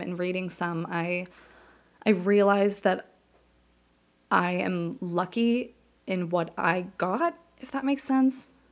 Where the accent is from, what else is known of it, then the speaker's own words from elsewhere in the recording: Las Vegas, Nevada, United States; moved away as an adult; now in New Jersey, United States; I grew up in Las Vegas.